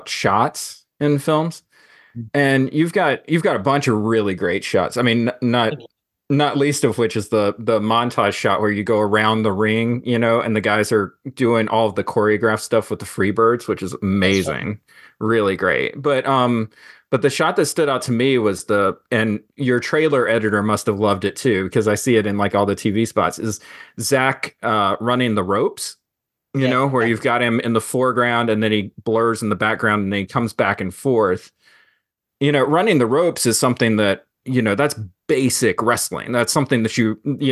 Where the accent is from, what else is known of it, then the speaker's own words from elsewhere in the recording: Greensboro, North Carolina, United States; I grew up in Greensboro, North Carolina.